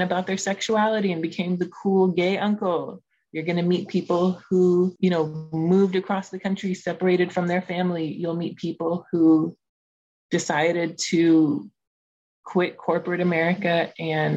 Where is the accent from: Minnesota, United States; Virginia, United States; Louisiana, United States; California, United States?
California, United States; Los Angeles; My family is from Afghanistan. I was born in Los Angeles